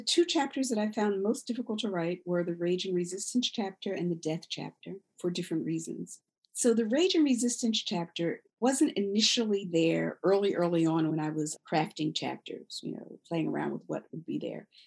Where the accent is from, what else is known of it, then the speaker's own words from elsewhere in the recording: Philadelphia, Pennsylvania, United States; now in New York, United States; Philadelphia, my hometown, even though I live in New York